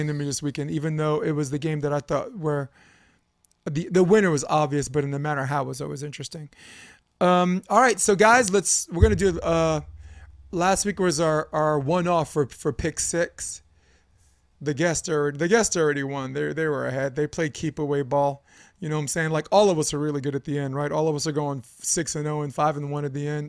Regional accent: New York City, New York, United States; I grew up on Flatbush Avenue, Brooklyn, New York

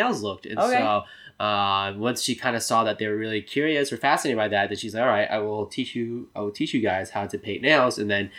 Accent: Connecticut, United States; growing up in Connecticut

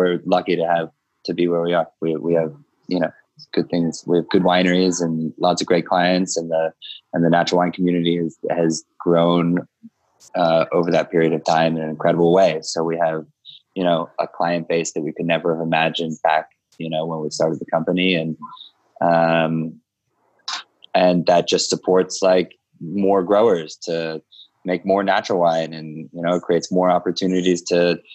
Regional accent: Philadelphia, Pennsylvania, United States; moved away as an adult; also born or lived in Utah; now in Brooklyn, United States; I grew up around Philadelphia area. I moved to New York in, you know, when I was 20 years old

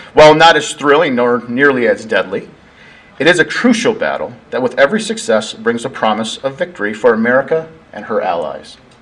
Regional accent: Sioux Falls, South Dakota, United States; also born or lived in Oklahoma; now in Billings, United States; I came up here from Oklahoma uh, via South Dakota, born and raised over in Sioux Falls, South Dakota.

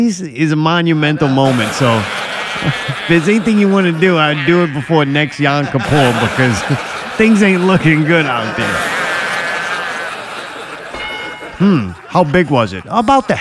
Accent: United States; We're from America

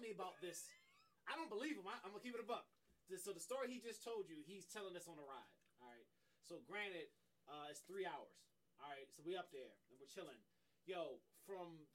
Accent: Woodlawn, Maryland, United States; I grew up in Woodlawn

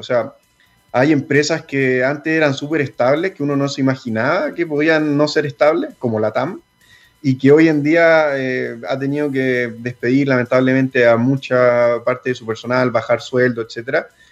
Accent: San Felipe, Valparaíso, Chile; moved away as an adult; also born or lived in Santiago; Nosotros somos de San Felipe, somos de provincia y cuando nos tuvimos que venir a estudiar a la universidad

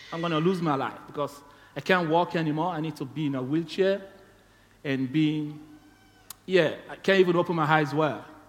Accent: Sierra Leone; moved away as an adult; now in Tasmania, Australia; I'm from Sierra Leone

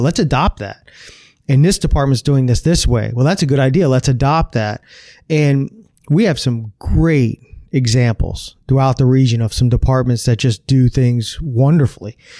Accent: Broward County, Florida, United States; also born or lived in Coral Springs; I was born here in Broward County, uh, back in nineteen seventy. Uh, and I've lived in Broward County my whole life

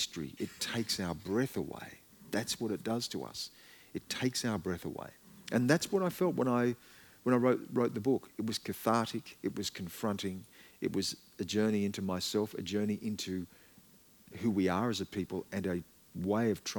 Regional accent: Australia; also born or lived in Canberra; I'm an Australian

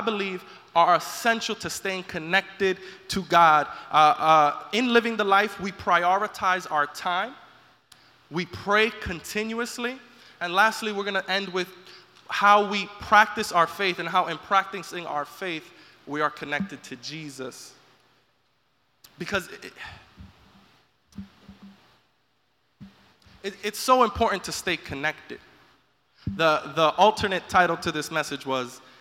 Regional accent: New York, United States; being a New Yorker

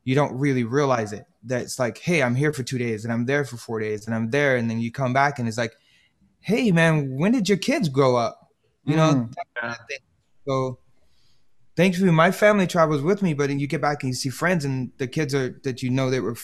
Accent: Hawaii, United States; I grew up in Hawaii

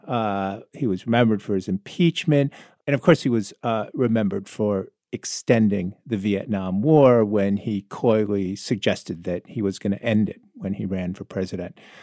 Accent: South Florida, United States; I grew up in South Florida

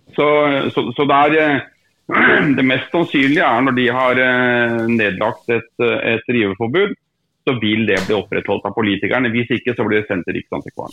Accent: Drammen, Buskerud, Norway; now in Kongsberg, Norway; Drammen, som jeg kommer fra opprinnelig, selv om jeg bor på Kongsberg, så er jeg fra Drammen

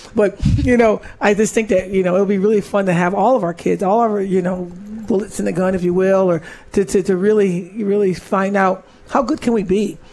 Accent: Syracuse, New York, United States; I was from Syracuse.

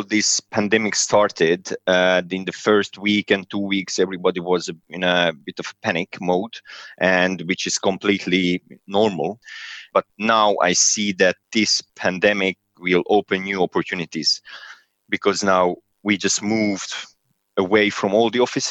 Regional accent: Serbia; moved away as an adult; now in London, United Kingdom; Originally, I'm from Serbia, but I'm Hungarian

